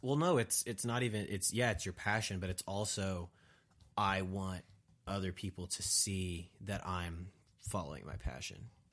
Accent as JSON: {"language": "English", "region": "Kansas", "country": "United States", "said": "I'm from Kansas"}